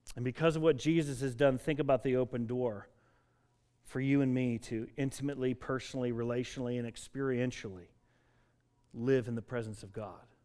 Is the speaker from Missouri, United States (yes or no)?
no; Denver, Colorado, United States; I grew up in Denver, Colorado